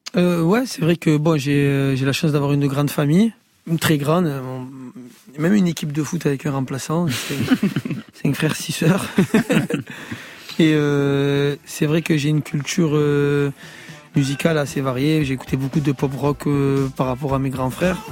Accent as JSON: {"language": "French", "town": "Marseille", "region": "Provence-Alpes-Côte d'Azur", "country": "France", "said": "je suis de Fond Vert"}